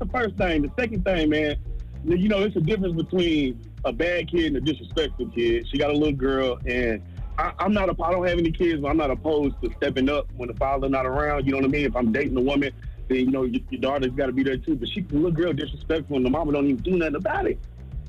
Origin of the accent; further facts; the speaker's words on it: Jacksonville, Florida, United States; I'm from Duval. I done dealt with the most ratchet females ever.